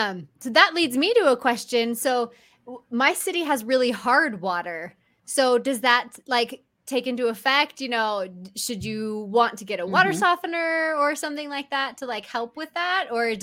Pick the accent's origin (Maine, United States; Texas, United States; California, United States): California, United States; now in Utah, United States; When I moved to Utah, I was actually shocked because I didn't know that grass died for the winter. Like, because I'm from California.